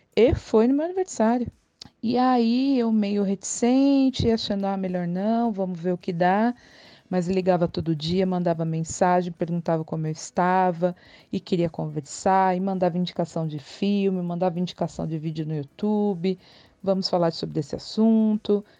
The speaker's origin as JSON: {"language": "Portuguese", "region": "São Paulo", "country": "Brazil", "said": "eu sou de São Paulo"}